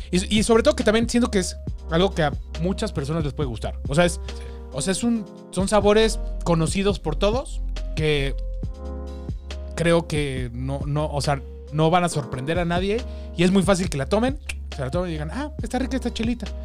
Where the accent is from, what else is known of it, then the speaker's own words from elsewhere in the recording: Mexico; al menos siendo mexicano